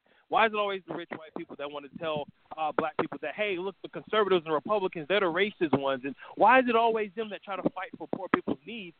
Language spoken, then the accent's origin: English; New York City, New York, United States; I'm from New York, I'm from Brooklyn